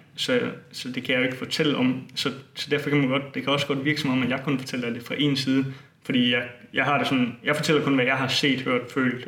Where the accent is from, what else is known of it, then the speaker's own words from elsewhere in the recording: Bogense, Southern Denmark, Denmark; i min hjemby Bogense